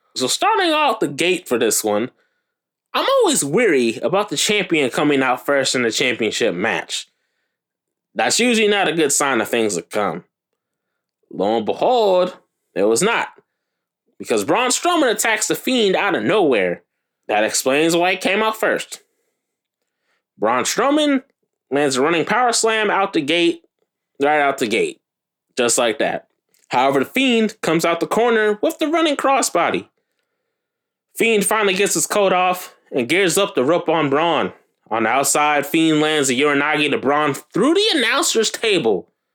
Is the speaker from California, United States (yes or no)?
no; Minnesota, United States; As one Minnesotan